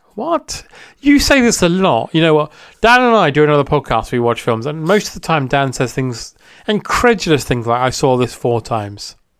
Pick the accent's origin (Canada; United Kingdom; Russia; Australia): United Kingdom; as a British person